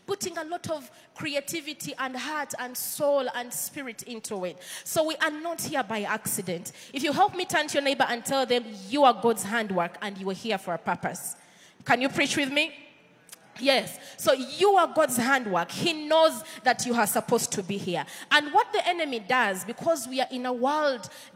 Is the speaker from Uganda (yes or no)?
yes; Uganda; accent: Ugandan; my Ugandan accent